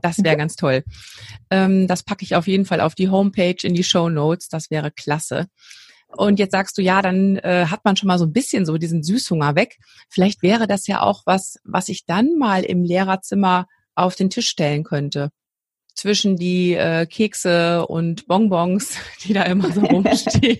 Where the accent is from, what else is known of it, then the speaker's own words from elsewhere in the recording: North Rhine-Westphalia, Germany; hier bei uns in NRW